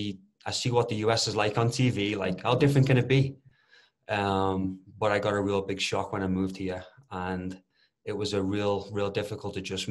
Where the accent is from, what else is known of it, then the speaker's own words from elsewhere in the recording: Liverpool, North West England, United Kingdom; moved away as an adult; also born or lived in Omaha, Nebraska, United States; now in Colorado, United States; I'm from Liverpool. I'd been there my entire life, and it was really the only way of life that I knew.